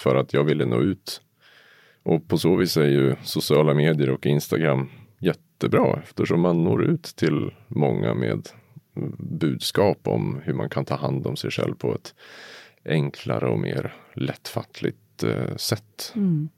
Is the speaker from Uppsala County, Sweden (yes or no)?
yes; Uppsala, Uppsala County, Sweden; Jag kommer från Uppsala idag. Mm. Ja, och ursprungligen också